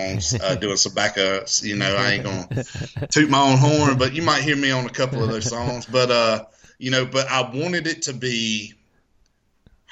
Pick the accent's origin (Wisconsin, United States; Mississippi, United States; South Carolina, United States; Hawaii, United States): Mississippi, United States; Escatawpa; moved away as an adult; now in Nashville, United States; I grew up in a little town called Escatawba, Mississippi